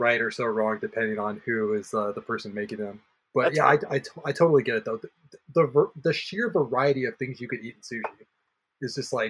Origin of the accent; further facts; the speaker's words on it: California, United States; I'm from California